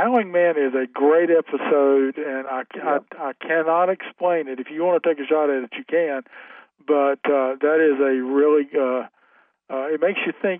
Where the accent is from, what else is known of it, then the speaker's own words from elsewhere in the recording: Goldsboro, North Carolina, United States; moved away; he and I both are from Goldsboro